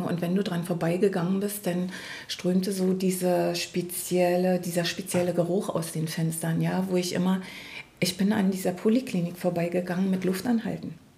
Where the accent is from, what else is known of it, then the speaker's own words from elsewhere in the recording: East Germany, Germany; ich komme ja aus dem Ostteil von Deutschland